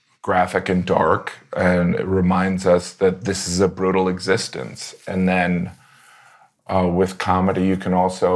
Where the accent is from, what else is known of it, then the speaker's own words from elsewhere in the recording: Indiana, United States; moved away; I grew up in a small town in Indiana